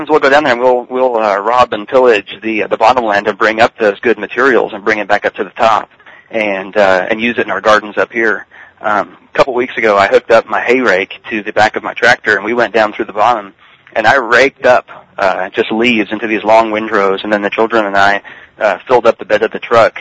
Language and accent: English; Richardson, Texas, United States; also born or lived in McKinney, Texas; now in East Texas, United States; I was brought up in Richardson, which is a Dallas suburb